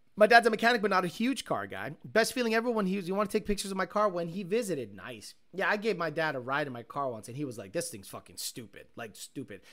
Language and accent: English; Springfield, Massachusetts, United States; also born or lived in Stoughton, Massachusetts / Puerto Rico; I was born in Stoughton, and at nine months old, moved to Puerto Rico, and then till I was six years old, came back, uh, moved to, uh, Springfield.